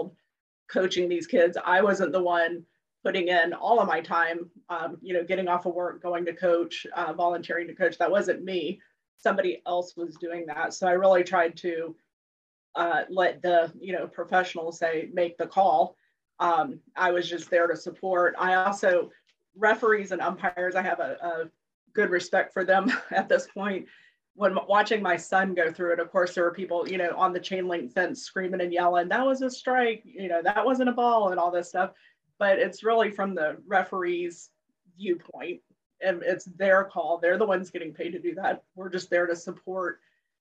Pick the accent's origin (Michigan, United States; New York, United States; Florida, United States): Florida, United States; Jacksonville; also born or lived in Lima, Ohio / Washington, District of Columbia, United States; I grew up in Jacksonville, lived in DC for about 15 years, and then moved back to Jacksonville